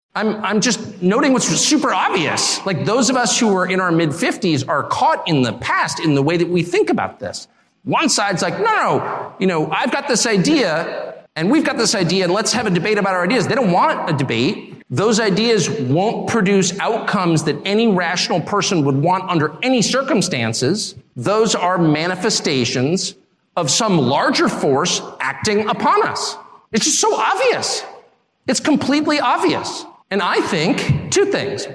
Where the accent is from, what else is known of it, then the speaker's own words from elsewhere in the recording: United States; I'm American in a very fundamental way